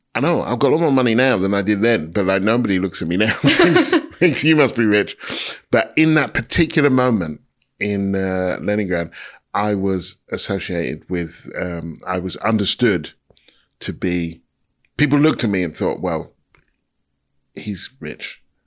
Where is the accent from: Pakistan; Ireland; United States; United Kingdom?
United Kingdom